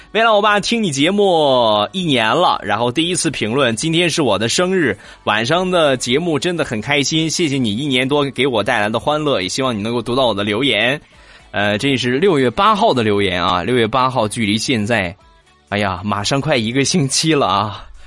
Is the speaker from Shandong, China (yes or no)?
yes; Shandong, China; 我都是山东人好几十年了